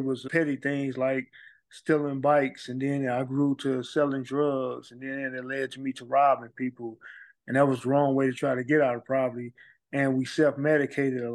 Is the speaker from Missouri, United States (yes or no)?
yes; St. Louis, Missouri, United States; I grew up in extreme poverty. We moved a lot. I'm from Walnut Park area of St. Louis